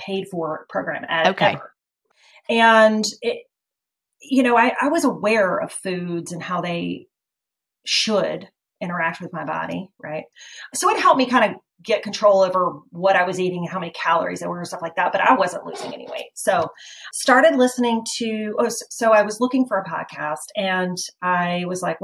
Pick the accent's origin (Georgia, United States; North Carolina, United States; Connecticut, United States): North Carolina, United States; Chapel Hill; also born or lived in Summerfield, North Carolina; I grew up in Chapel Hill. Okay. So I am a born and bred Tar Heel